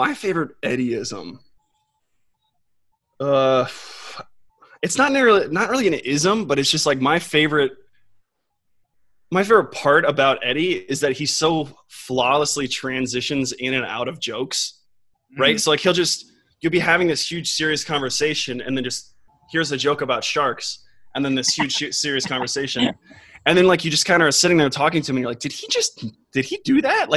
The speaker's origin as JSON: {"language": "English", "town": "Austin", "region": "Texas", "country": "United States", "said": "I'm from Austin"}